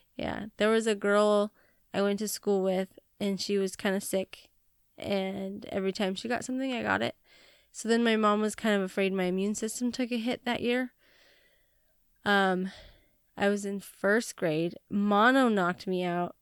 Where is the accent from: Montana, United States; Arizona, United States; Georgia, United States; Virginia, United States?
Montana, United States; I was not born in Hawaii, and I was born in Montana